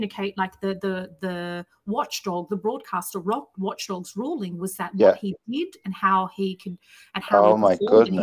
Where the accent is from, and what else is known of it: Sydney, New South Wales, Australia; born or raised there